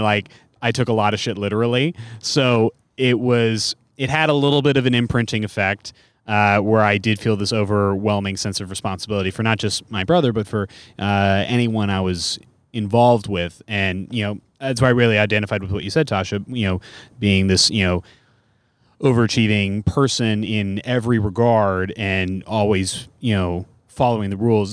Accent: Bay Area, California, United States; I'm from the Bay Area

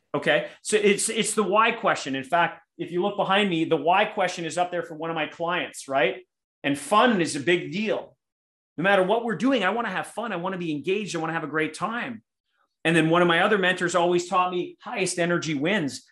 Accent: Winnipeg, Manitoba, Canada; here in my hometown of Winnipeg or Winterpeg, Canada

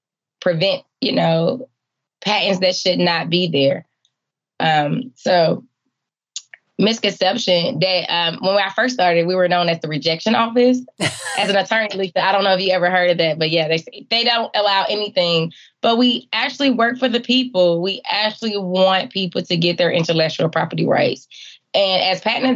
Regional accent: Atlanta, Georgia, United States; Growing up in Atlanta, the CDC was everything I knew about science

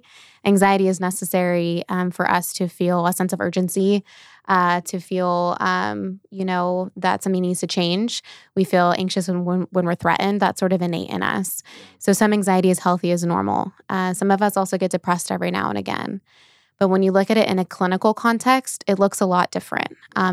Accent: Norco, California, United States; So I was born and raised in Norco, California, which is like in the Corona area. So I've been in Southern California my whole life

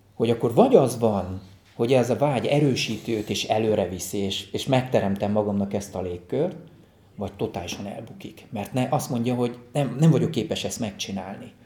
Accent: Budapest, Hungary; also born or lived in Alsóbélatelep, Fonyód; én valójában csodálatos környezetben nőttem fel

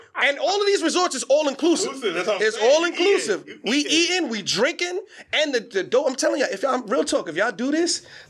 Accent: New York City, New York, United States; I'm from the Bronx.

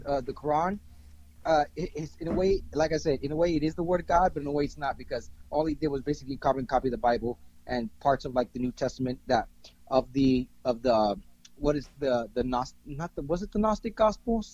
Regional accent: Miami, Florida, United States; also born or lived in Margate, Florida / Fort Lauderdale, Florida; I grew up in Miami, and right now I currently reside in the outskirts of Fort Lauderdale

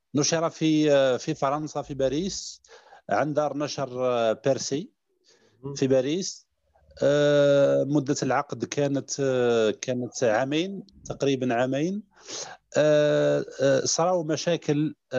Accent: Mila Province, Algeria; also born or lived in Constantine; من شباب الجزائر آه، من مواليد 82 آه، بدائرة في ولاية ميلا

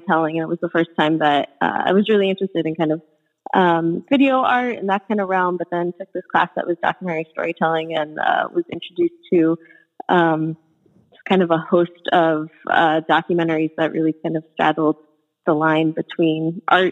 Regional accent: Arizona, United States; also born or lived in Pittsburgh; now in New York, United States; I'm originally from Arizona

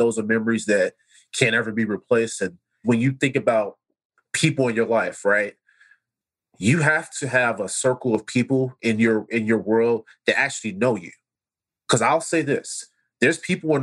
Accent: Chicago, Illinois, United States; growing up in Chicago, cookouts at my grandmother's house

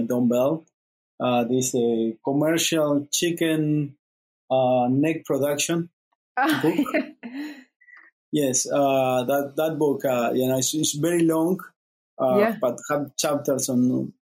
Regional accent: Uruguay; moved away; I'm originally from Uruguay

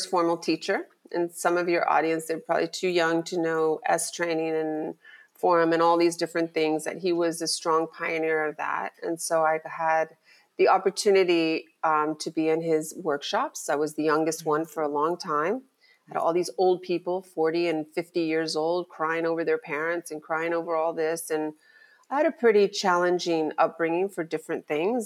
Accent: Miami, Florida, United States; I born and raised in Miami

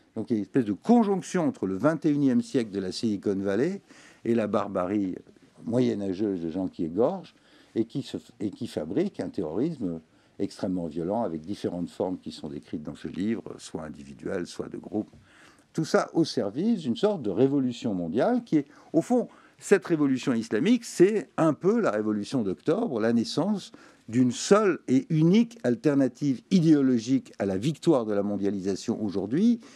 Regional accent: Tunisia; now in France; en Tunisie, qui est quand même mon pays natal

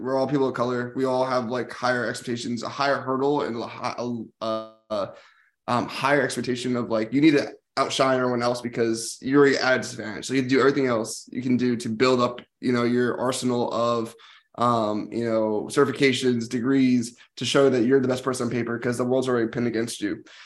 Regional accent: New Jersey, United States; moved away as an adult; also born or lived in Washington, D.C.; this is where I lived in New Jersey, which was like I went to a specialized school, but a lot of people I played sports with were my hometown friends

